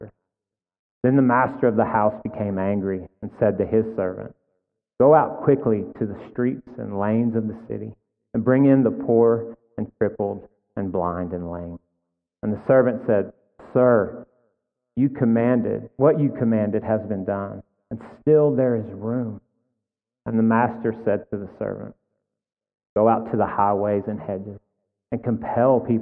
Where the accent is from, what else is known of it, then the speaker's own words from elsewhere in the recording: Texas, United States; we're all Texans here